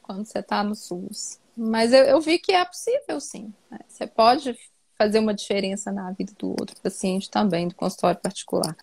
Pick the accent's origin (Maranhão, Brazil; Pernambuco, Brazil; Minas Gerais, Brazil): Minas Gerais, Brazil; Eu sou mineira.